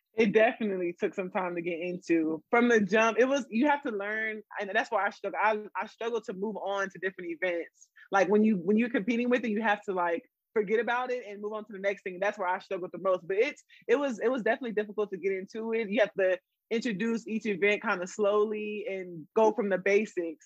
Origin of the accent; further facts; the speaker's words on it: San Antonio, Texas, United States; also born or lived in Florida; I'm born and raised in San Antonio.